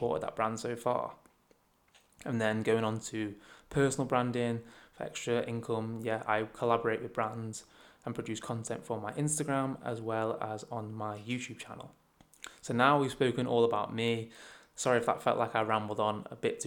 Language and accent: English; Chester, North West England, United Kingdom; I'm from Chester, which is a very small city, probably about 80,000 people, and everyone knows everyone